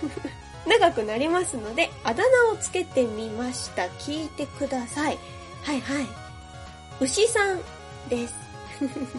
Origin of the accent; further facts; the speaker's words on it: Yokohama, Kanagawa, Japan; 私ね、喫水の浜っ子なので、横浜生まれの横浜育ちです